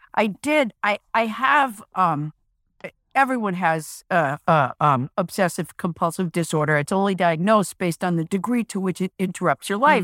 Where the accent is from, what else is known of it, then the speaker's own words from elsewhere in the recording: New England, United States; I'm from New England